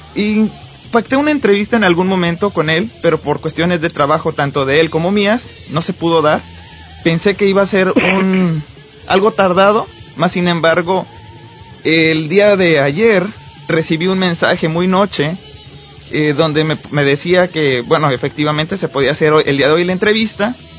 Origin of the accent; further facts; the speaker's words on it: Cuernavaca, Morelos, Mexico; yo este crecí en Cuernavaca